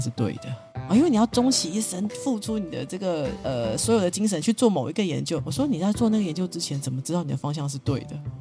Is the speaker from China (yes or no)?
no; Taiwan; 我其实是生活在这里的嗯，嗯。一个台湾人